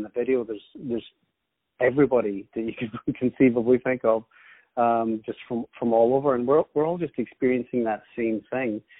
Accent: Scotland, United Kingdom; also born or lived in Ireland / New York; I was actually born in Ireland, and then I spent some time growing up in New York. Um, and then, m- because my father moves around a lot with his work, we ended up in Scotland. So I've actually lived in Scotland most of my life.

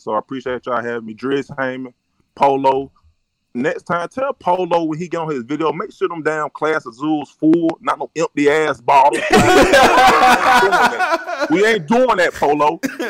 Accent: Alabama, United States; I'm from Alabama, born and raised from the South, the dirty South.

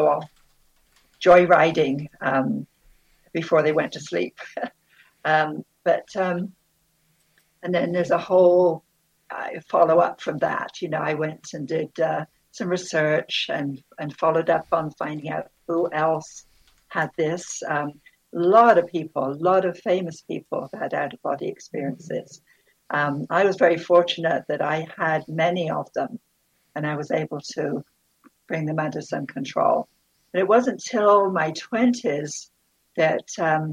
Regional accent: Bristol, South West England, United Kingdom; now in Southern Nevada, United States; I grew up in Bristol, England, and on the outskirts of the city

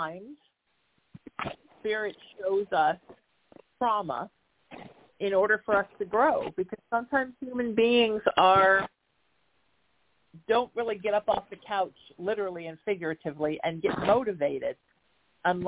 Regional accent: Huntington Beach, California, United States; I grew up in Surf City in Huntington Beach, California

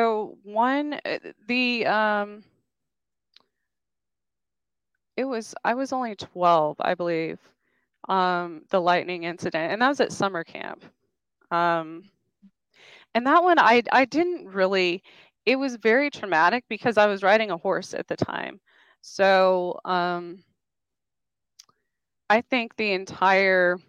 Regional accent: New Mexico, United States; now in Kansas, United States; I grew up in New Mexico. I was born outside of Roswell

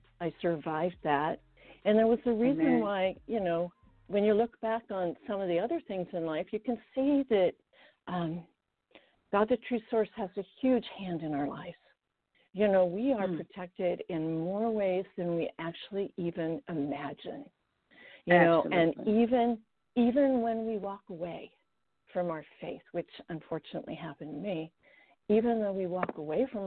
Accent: Victoria, British Columbia, Canada; first language Estonian; English is a second language; moved away as an adult; also born or lived in Washington, United States; now in United States; when I was 4 years old, we had already moved to the west coast of Canada. I grew up in Victoria

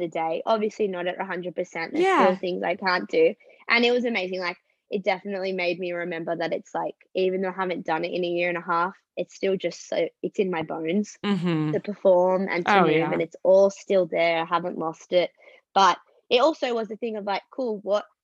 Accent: Australia; moved away as an adult; also born or lived in Los Angeles, United States; I'm obviously on a visa as an Australian

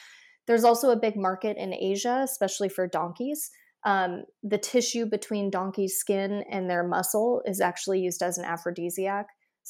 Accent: Midwest, United States; as you and I know growing up in the Midwest

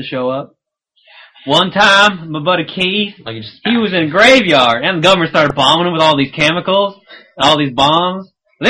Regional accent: Canada; We're Canadian.

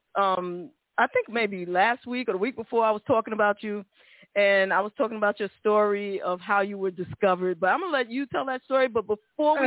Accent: New York City, New York, United States; us Bronx folk

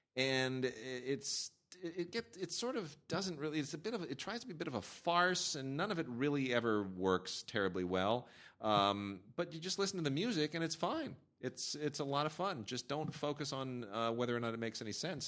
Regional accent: United States; I'm an American kid

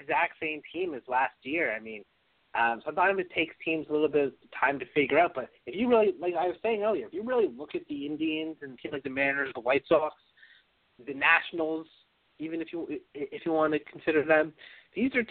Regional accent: Toronto, Ontario, Canada; I'm from Toronto

